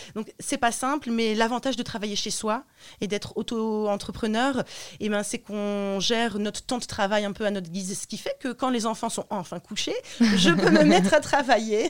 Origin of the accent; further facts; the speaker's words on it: Roubaix, Hauts-de-France, France; also born or lived in Romania; now in Lille, France; j'habite à Lille, je suis née à Roubaix